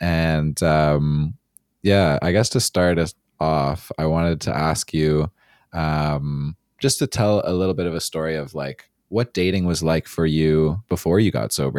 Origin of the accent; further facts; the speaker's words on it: Toronto, Ontario, Canada; Yeah, I'm from Toronto.